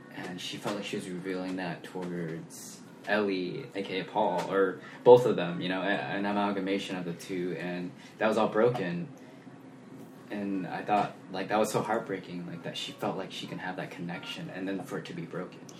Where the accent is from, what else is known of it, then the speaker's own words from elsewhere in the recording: Sacramento, California, United States; also born or lived in Lincoln, California; I grew up in Sacramento